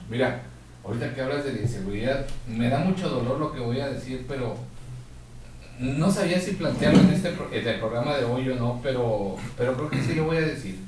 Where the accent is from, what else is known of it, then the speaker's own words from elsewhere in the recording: Mexico; así nos educamos como mexicanos